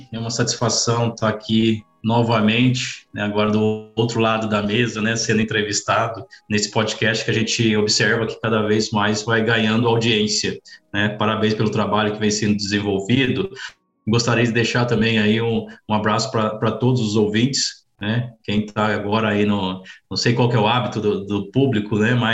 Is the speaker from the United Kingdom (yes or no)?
no; Campinas, Minas Gerais, Brazil; now in Piracicaba, Brazil; sou mineiro aí, natural da cidade de Campinas, sul de Minas.